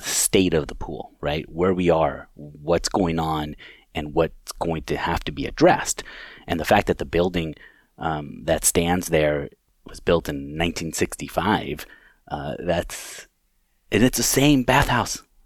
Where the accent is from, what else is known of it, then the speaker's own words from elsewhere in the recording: California, United States; moved away as an adult; now in Chippewa Falls, United States; I'm originally from California, grew up there